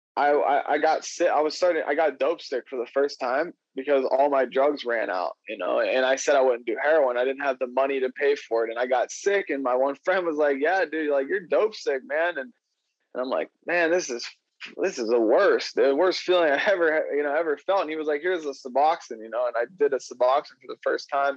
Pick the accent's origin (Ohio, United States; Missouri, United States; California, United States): Ohio, United States; I'm from Ohio